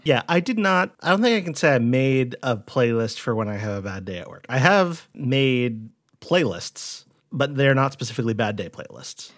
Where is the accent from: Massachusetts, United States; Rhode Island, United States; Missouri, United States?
Rhode Island, United States; When I was growing up in Rhode Island